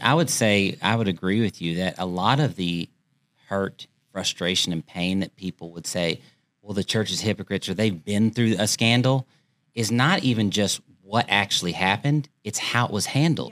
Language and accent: English; United States; I'm American